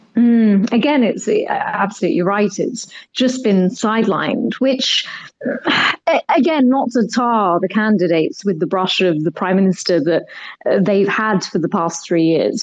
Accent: United Kingdom; I'm Indian. My parents are from Kenya, India. I was born and brought up here

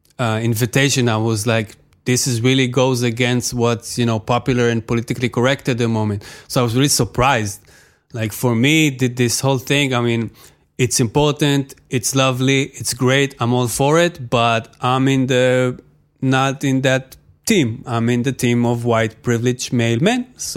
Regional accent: Tel Aviv, Tel Aviv District, Israel; born or raised there; English is a second language

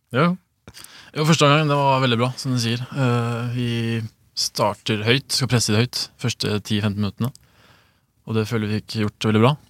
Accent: Sandefjord, Vestfold, Norway; also born or lived in Sweden; jeg flytta hit da jeg var eh, to, så jeg har bodd her nesten hele livet.

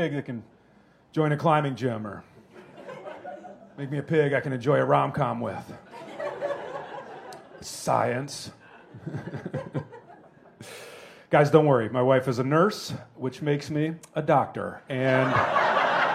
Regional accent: Wisconsin, United States; also born or lived in Indiana; I'm from Wisconsin. I was born in Indiana

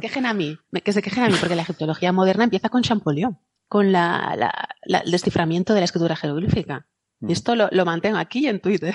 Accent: near Villajoyosa, Valencian Community, Spain; de Villajoyosa, aquí cerca de mi tierra

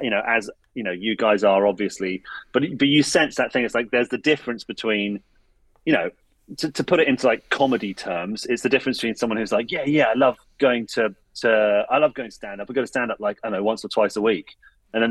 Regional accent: near Reading, South East England, United Kingdom; as you can tell from my thick Bootle accent, I'm just near Reading

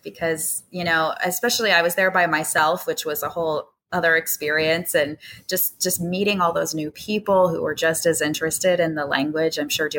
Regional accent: United States; as an American, unfortunately, we do not get that much time off per year

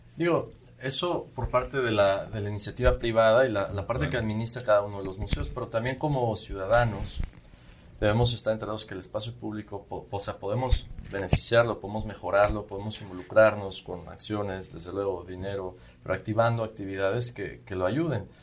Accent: Yucatán, Mexico; en nuestra región

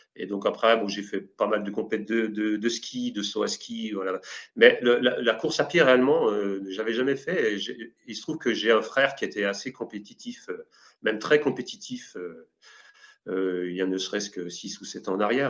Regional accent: Jura, Bourgogne-Franche-Comté, France; je viens d'un petit village du Jura

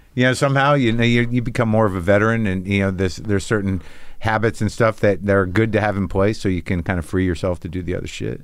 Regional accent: New Mexico, United States; I grew up in New Mexico

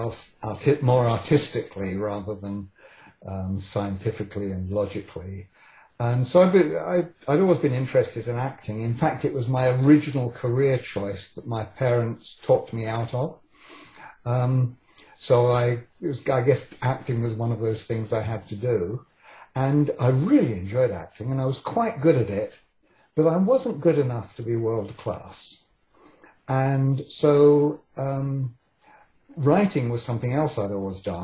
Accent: England, United Kingdom; accent: British; moved away as an adult; now in Vancouver, Canada; I was born in England and came here quite young. I was 27 when I came here

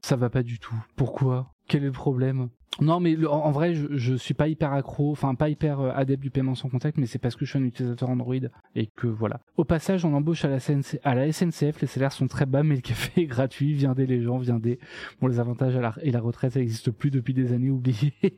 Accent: Enrichemont, Centre-Val de Loire, France; also born or lived in Saint-Doulchard; Je suis né à Saint-Doulchard et par contre, j'ai grandi. Euh, j'ai grandi où j'ai passé euh, une bonne partie de, mon temps là-bas, à Enrichemont

